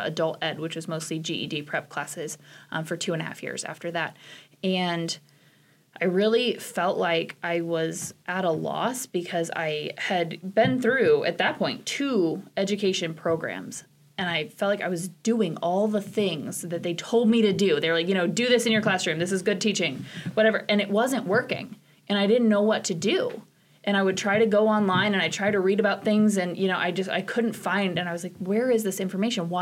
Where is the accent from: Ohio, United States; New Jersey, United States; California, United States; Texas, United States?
Ohio, United States; Wilmington; now in Nebraska, United States; I grew up in Wilmington, Ohio, which is a relatively small town for Ohio